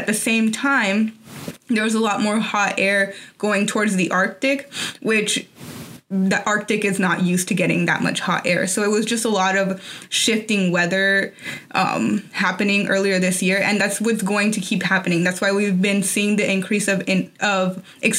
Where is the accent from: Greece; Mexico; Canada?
Mexico; Tampico, Tamaulipas; moved away; also born or lived in Arizona; I'm from Tampico, so that's like right next to the Gulf of Mexico